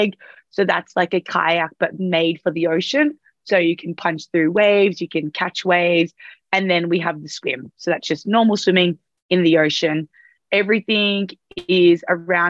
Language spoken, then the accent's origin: English; Sydney, New South Wales, Australia; moved away as an adult; now in Noosa, Australia; I'm originally from Sydney. I've just recently moved up to Noosa in Queensland